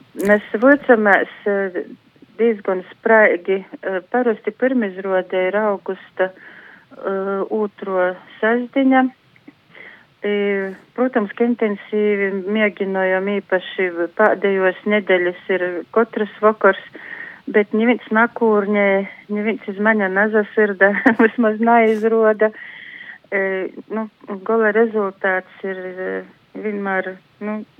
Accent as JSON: {"language": "Latvian", "region": "Latgale", "country": "Latvia", "said": "Mēs kā eistaņu latgalīši turamies kā zoģa zūbi"}